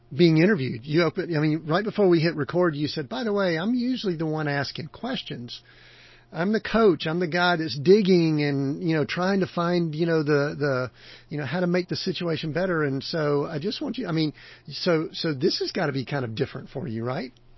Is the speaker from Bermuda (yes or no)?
no; the South, United States; I grew up in the South